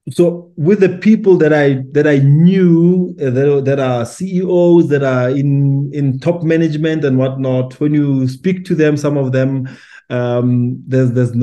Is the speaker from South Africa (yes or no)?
yes; Pretoria, Gauteng, South Africa; now in Johannesburg, South Africa; I'm based in Johannesburg as much as I'm from Pretoria, but I'm based in Johannesburg